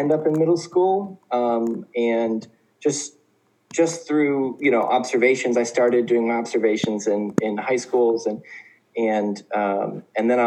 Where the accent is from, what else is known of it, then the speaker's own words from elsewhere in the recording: Oklahoma, United States; moved away as an adult; also born or lived in Indiana; now in South Korea; So I'm originally from Oklahoma, and I grew up part of my childhood in Oklahoma, part of my childhood in Indiana